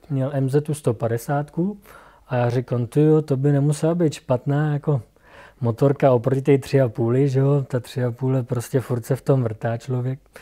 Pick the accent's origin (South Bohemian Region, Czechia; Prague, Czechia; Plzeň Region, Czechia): Plzeň Region, Czechia; jsem z Plzeňska